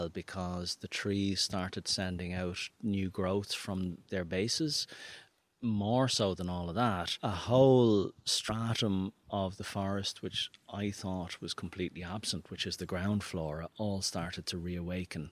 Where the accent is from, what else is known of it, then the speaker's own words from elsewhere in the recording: Dublin, Leinster, Ireland; moved away as an adult; now in Beara Peninsula, Ireland; I'm from Dublin originally, but I've been living here in the Bear Peninsula for 12 years now